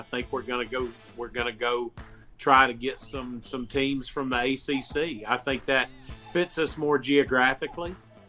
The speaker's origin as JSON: {"language": "English", "region": "Connecticut", "country": "United States", "tie": "born there", "said": "You know, I've got family in Connecticut. I was born in Connecticut."}